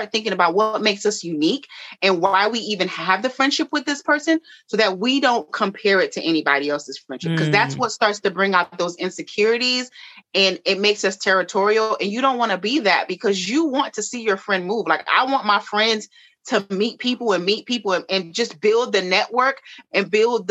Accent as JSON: {"language": "English", "town": "Miami", "region": "Florida", "country": "United States", "said": "I'm from Miami"}